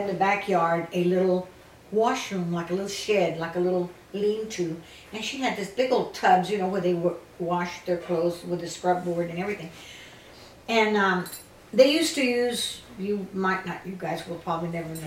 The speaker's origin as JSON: {"language": "English", "town": "Lockhart", "region": "Texas", "country": "United States", "tie": "born or raised there", "said": "I was born in Lockhart, Texas, and I lived in a barrio."}